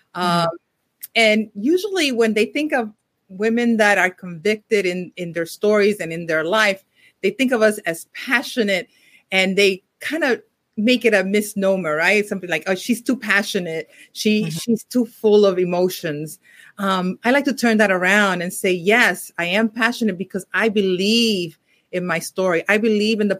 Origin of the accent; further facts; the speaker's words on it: Puerto Rico; moved away; also born or lived in New York City; I grew up partially, I was born in New York City, but I grew up in Puerto Rico